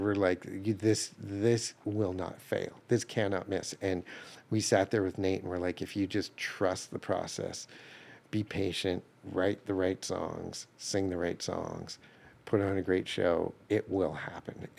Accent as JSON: {"language": "English", "town": "Calgary", "region": "Alberta", "country": "Canada", "tie": "born or raised there", "moved": "yes", "lives_now": "Nashville, United States", "said": "I grew up in Calgary, Alberta"}